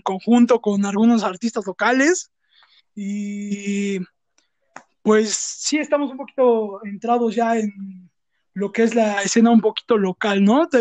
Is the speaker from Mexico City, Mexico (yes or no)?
yes; Mexico City, Mexico; somos dos amigos provenientes de la Ciudad de México, más específicamente de Azcapo, Azcapotzalco